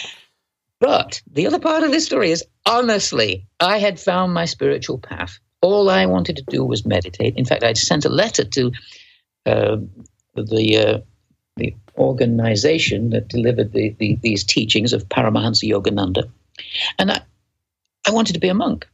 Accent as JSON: {"language": "English", "town": "Manchester", "region": "North West England", "country": "United Kingdom", "accent": "Manchester", "moved": "yes", "said": "I'm from Manchester. We're both from Manchester"}